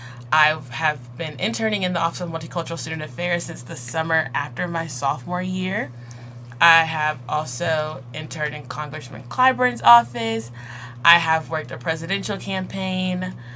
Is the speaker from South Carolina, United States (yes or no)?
yes; Columbia, South Carolina, United States; I'm from Columbia, I'm so like 30 minutes from campus really.